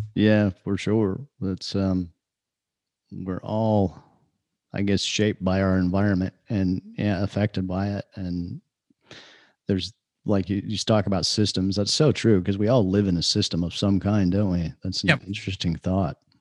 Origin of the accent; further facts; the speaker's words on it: Idaho, United States; moved away; also born or lived in California / Texas / Kentucky / Florida; I grew up in the northwestern U.S. in oh, Idaho.